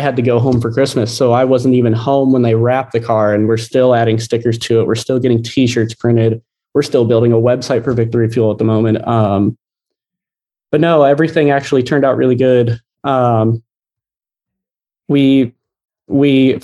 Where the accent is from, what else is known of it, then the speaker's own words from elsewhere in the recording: Ohio, United States; I grew up in Ohio.